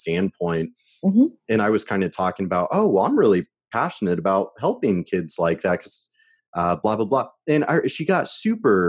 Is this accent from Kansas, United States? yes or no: yes; Shawnee, Kansas, United States; I was born in Shawnee, Kansas